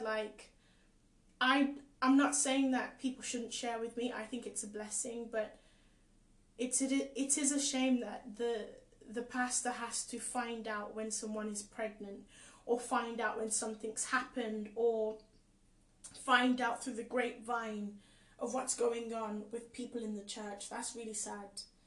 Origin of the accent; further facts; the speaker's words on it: England, United Kingdom; also born or lived in Caribbean; I was born in the Caribbean too, but I've grown up here most of my life.